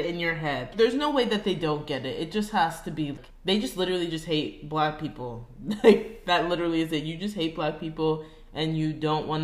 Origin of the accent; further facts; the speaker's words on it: Florida, United States; I'm American